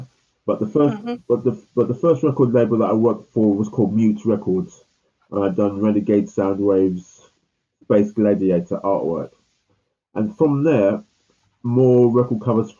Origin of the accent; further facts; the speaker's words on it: London, United Kingdom; I was born in 1960 in London, in Notting Hill Gate.